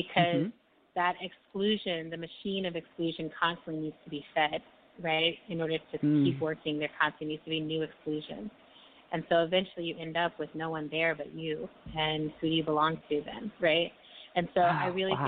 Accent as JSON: {"language": "English", "town": "El Paso", "region": "Texas", "country": "United States", "tie": "born or raised there", "said": "my hometown of El Paso"}